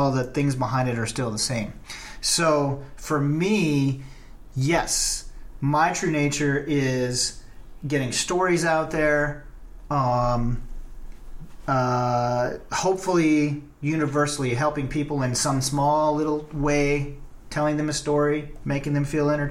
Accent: the South, United States; I'm from the South

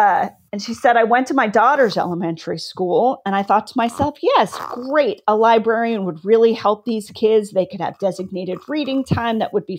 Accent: California, United States; also born or lived in Philippines; So I was born near San Diego. My dad was stationed at Port Hueneme, so we lived near there. And then we moved to the Philippines, where we used to have a military base. And then we moved back to California.

